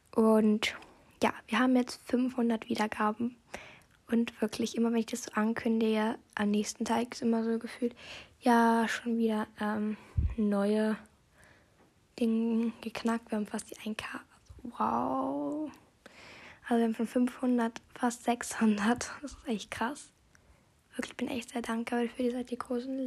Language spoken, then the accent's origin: German; Austria; Ich komme ja aus Österreich